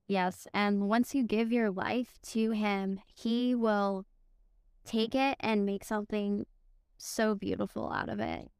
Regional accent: Connecticut, United States; now in Tennessee, United States; I'm actually from Connecticut, I'm not from Tennessee

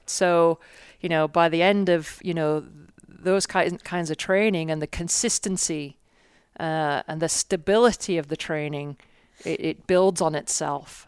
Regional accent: England, United Kingdom; moved away as an adult; now in United States; I'm from England, and I came out when I was twenty-one in nineteen ninety-four.

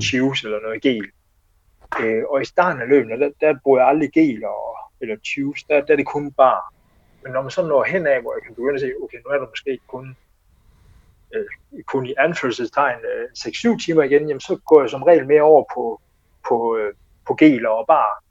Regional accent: Denmark; jeg var den første dansker

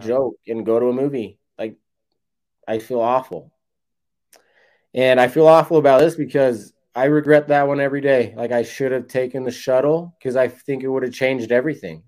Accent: West Jordan, Utah, United States; now in St. George, United States; I'm from Utah

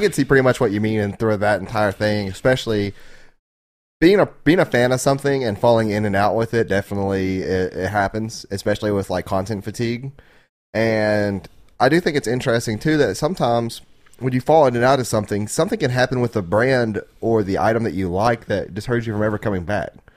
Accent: Arkansas, United States; I'm from Arkansas.

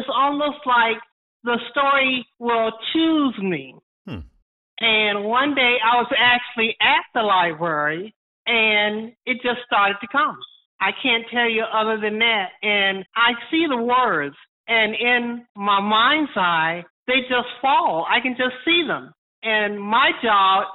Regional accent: Georgia, United States; I'm from Georgia

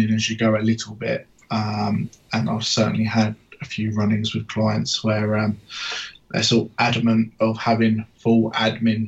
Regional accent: Essex, East of England, United Kingdom; accent: Cockney; now in Somerset, United Kingdom; I'm not actually from Somerset originally. I'm from Essex, just outside London. Hence why I might sound a bit like a Cockney.

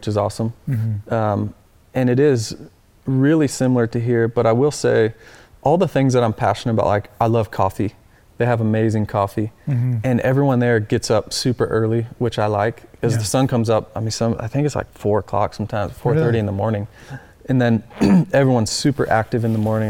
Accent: Iowa, United States; also born or lived in Australia; now in North Carolina, United States; growing up in Iowa

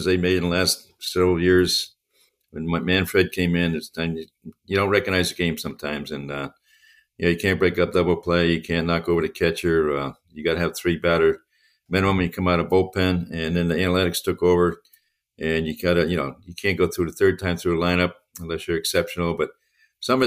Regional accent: Connecticut, United States; That's where I came from, too

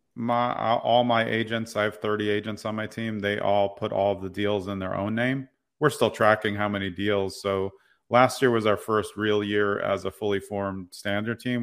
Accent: New York City, New York, United States; moved away; I grew up in Brooklyn Heights, New York. I've lived all around the places

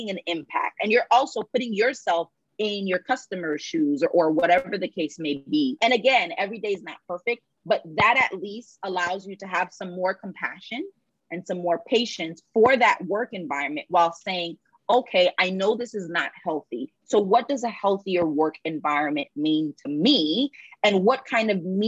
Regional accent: United States; growing up in the United States

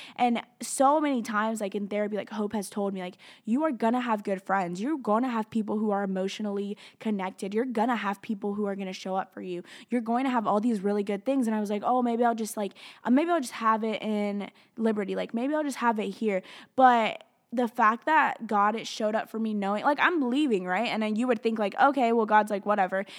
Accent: Tennessee and Alabama, United States; moved away; grew up in Tennessee and Alabama

